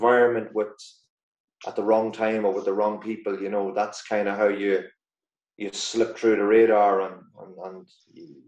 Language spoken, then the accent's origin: English; Dundalk, County Louth, Ireland; moved away; also born or lived in Glasgow; Dundalk's my hometown club